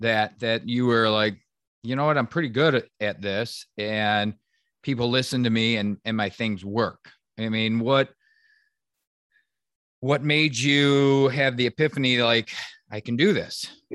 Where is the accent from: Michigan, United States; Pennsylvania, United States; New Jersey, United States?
Michigan, United States; when I was growing up in Michigan, there were so many people that started a job because we were in the auto industry was huge in the Detroit area.